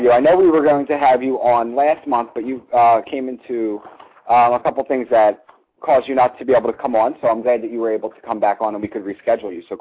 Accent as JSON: {"language": "English", "town": "Flint", "region": "Michigan", "country": "United States", "tie": "born or raised there", "also_born_or_lived": "Chicago", "moved": "yes"}